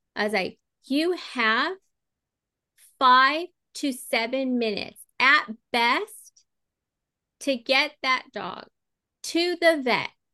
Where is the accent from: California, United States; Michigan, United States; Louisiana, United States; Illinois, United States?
California, United States; Southern; moved away; I was born and raised out there in Southern California